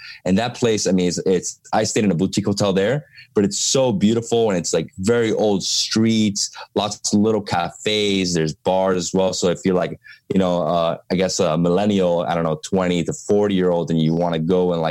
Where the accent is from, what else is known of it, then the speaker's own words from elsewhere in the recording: Miami, Florida, United States; I'm a city guy because I'm from Miami.